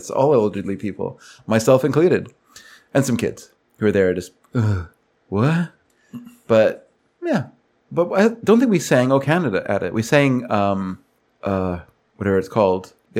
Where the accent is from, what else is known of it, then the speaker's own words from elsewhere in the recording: United States; As an American